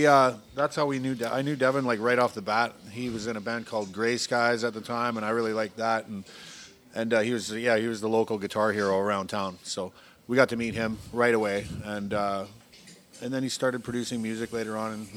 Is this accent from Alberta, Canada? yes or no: yes; Alberta, Canada; moved away as an adult; now in Vancouver, Canada; I was born here, but I was raised in Alberta.